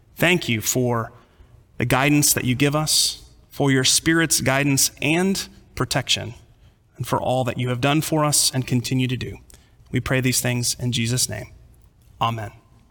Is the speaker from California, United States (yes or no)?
yes; California, United States; also born or lived in Texas; Growing up in California